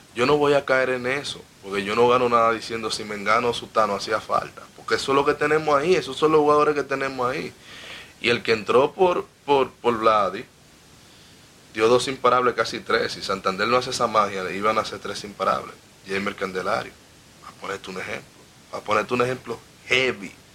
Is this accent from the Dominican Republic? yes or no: yes; Dominican Republic; yo soy un dominicano enfermo